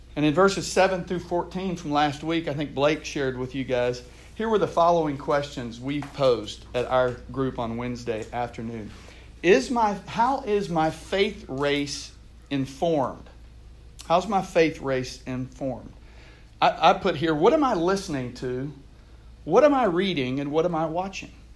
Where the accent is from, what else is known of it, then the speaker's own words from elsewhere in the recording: Houston, Texas, United States; I grew up in Texas. I'm from Houston originally.